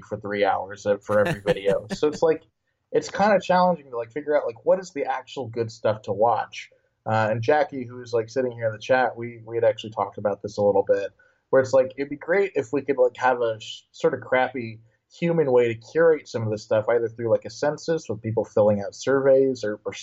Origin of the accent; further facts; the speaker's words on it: Illinois, United States; moved away as an adult; now in San Francisco, United States; I'm from the American Midwest. I grew up in Illinois, and I've been there for most of my life